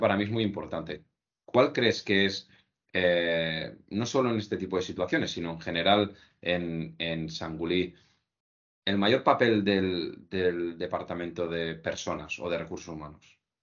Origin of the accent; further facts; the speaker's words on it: Tarragonès, Catalonia, Spain; donde yo nací y crecí, ¿no? De la zona del Tarragonés